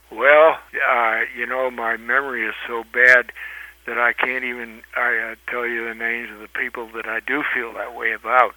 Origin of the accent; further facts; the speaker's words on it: Brownsville, Texas, United States; first language Spanish; English is a second language; I grew up down in Brownsville, Texas, which is in the lower Rio Grande Valley, and and spoke Spanish before I spoke English